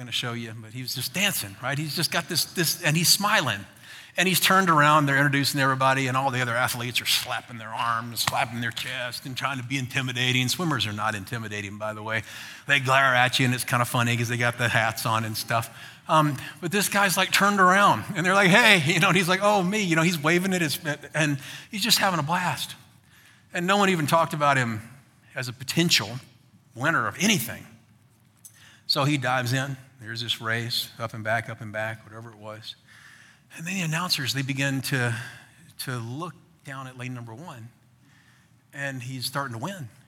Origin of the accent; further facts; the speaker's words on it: United States